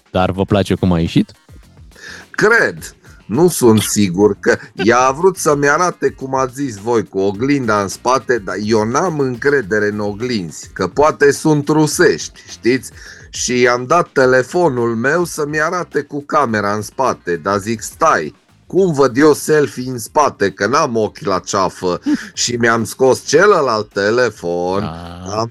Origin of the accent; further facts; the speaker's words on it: Transylvania, Romania; Zic, luați-mă încet că sunt ardelean.